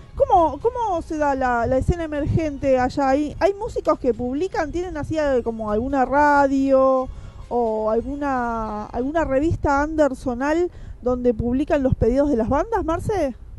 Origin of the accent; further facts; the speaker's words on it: Quilmes, Buenos Aires Province, Argentina; yo que soy de acá de Quilmes